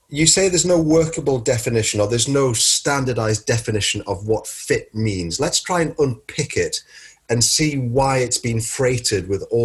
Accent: United Kingdom; because we're British and everything is basically a footnote to the Victorian period in our country

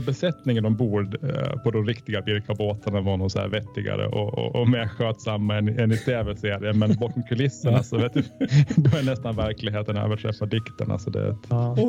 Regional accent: Åland Islands; Jag är ålänning

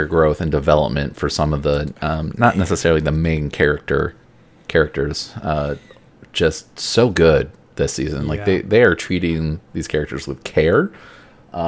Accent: Midwest, United States; growing up in the Midwest

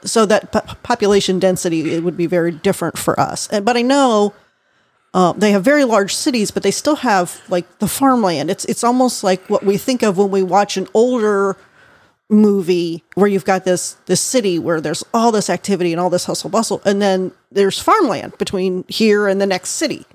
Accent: United States

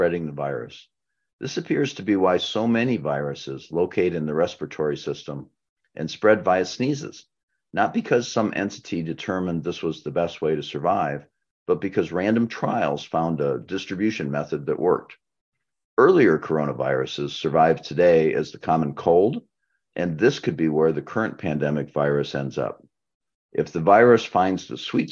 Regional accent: Nebraska, United States; my home state of Nebraska

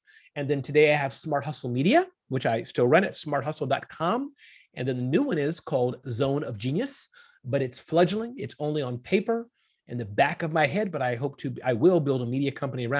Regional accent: Midwest, United States; born there; But the summary of it is I was born in the Midwest, 2 great parents.

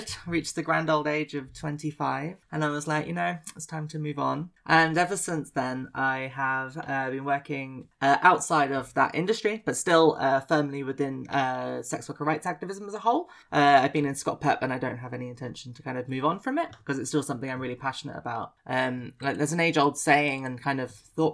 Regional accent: Exeter, South West England, United Kingdom; moved away as an adult; now in Edinburgh, United Kingdom; Well, originally I'm from the rural world of Devon. I grew up in Exeter and then spent my life growing up near the sea.

